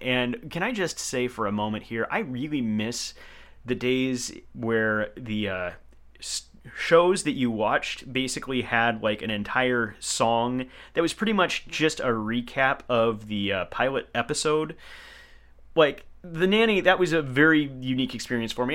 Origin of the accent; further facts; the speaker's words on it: Portland, Oregon, United States; growing up in Portland, I think that that's a metropolitan area.